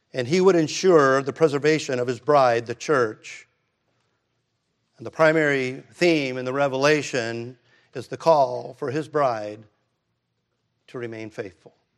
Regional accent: United States; I'm an American.

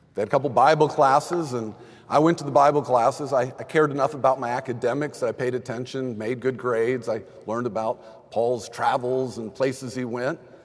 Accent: Texas, United States; I grew up in Texas

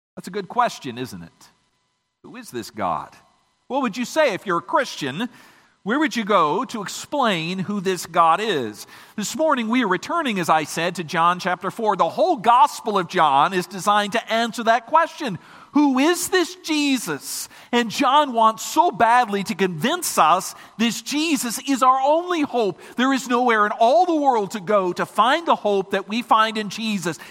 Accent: Michigan, United States

